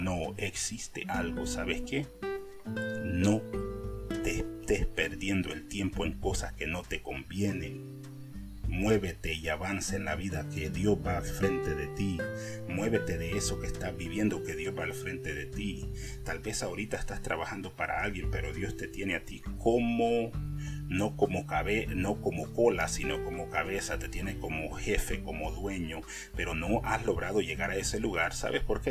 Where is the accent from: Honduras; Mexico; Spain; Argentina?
Honduras; moved away; yo soy de Centroamérica, de Honduras para ser exactamente, creo que ya me han agarrado por la voz